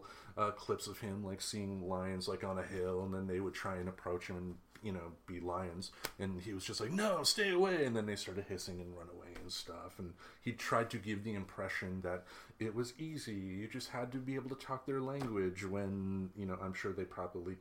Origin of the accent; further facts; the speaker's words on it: Midwest, United States; I grew up in the Midwest in the city